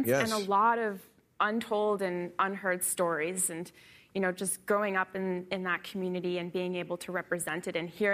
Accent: Maine, United States; I moved right back to my hometown, a small town in Maine of 1,600 people.

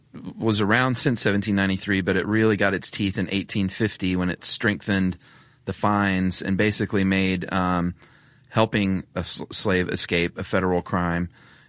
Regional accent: Georgia, United States; I grew up in Georgia

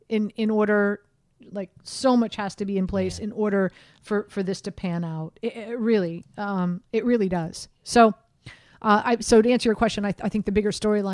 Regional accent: Miami, Florida, United States; moved away; considering I'm from Miami.

